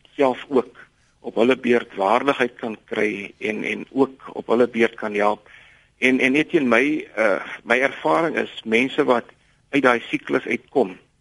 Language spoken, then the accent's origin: Afrikaans; South Africa; ons as Suid-Afrikaners